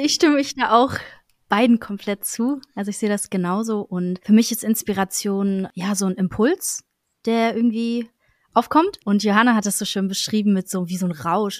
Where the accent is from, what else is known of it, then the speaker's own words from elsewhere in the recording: Berlin, Germany; bin aus Berlin und mache Musik